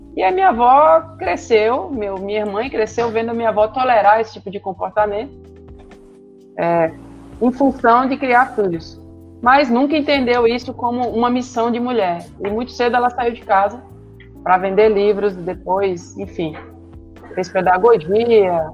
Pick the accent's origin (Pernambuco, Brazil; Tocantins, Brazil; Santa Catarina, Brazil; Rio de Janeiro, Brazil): Pernambuco, Brazil; Recife; Eu cresci em Recife e depois mudei para um sítio